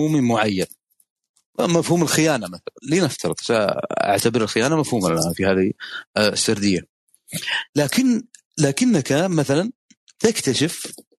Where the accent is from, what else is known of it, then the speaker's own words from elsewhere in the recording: Saudi Arabia; النظام عندنا في السعوديه